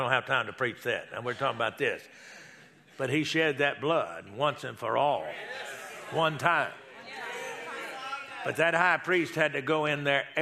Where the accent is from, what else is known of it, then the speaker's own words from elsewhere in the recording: Texas, United States; now in Oklahoma, United States; I grew up in Texas, now I live in Oklahoma, I have since 72